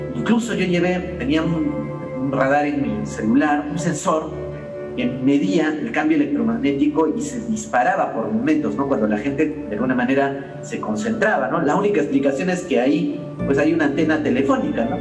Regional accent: Peru; como peruanos

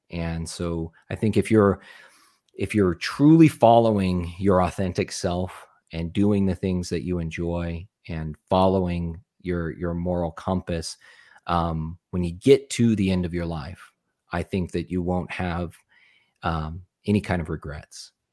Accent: Arizona, United States; also born or lived in Nebraska; I grew up in Arizona, which is where I live now

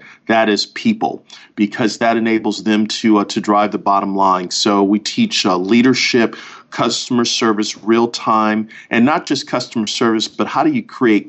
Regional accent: Buffalo, New York, United States; now in Orlando, United States; Yep, grew up in Buffalo, living in Orlando, married to an amazing young lady for the last 20-plus years.

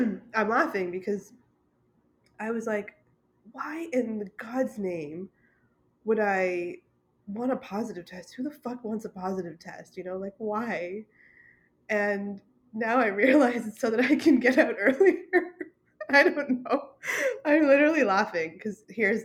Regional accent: Ontario, Canada; also born or lived in British Columbia; home province of Ontario

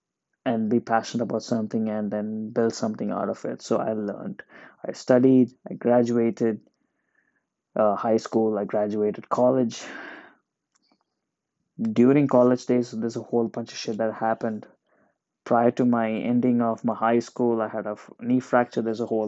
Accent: Oman; I was born and raised in Oman. I'm an Indian. I'm not a fan of India. I've never been to India.

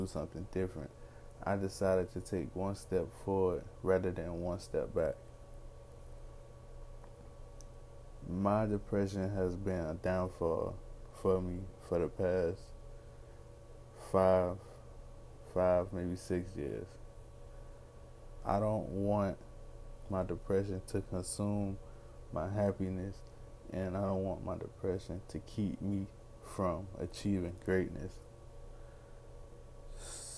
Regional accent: Miami, Florida, United States; I'm from Miami, Florida, 25 years old, African American young man

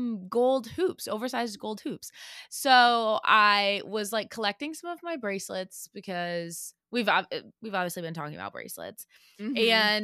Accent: St. Louis, Missouri, United States; Yeah, I'm a Bud Light girl because I grew up in the Budweiser capital. So that's what everybody drank. Like Budweiser is in St. Louis.

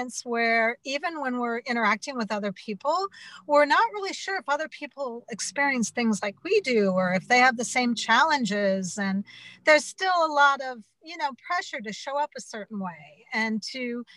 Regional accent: Butte, Montana, United States; I'm from Butte, Montana, and I'm Irish-American

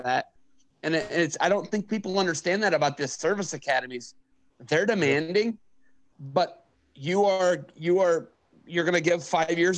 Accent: Oak Harbor, Ohio, United States; Oak Harbor. That's my hometown

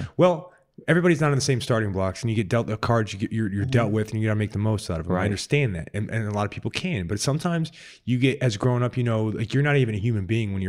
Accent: Sicily, Italy; Mm-hmm. Yes, mine did too. I'm from Sicily.

